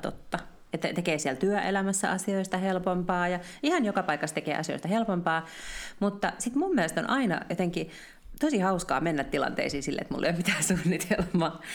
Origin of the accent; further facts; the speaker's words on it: Finland; me ollaan suomenruotsalaisia Suomessa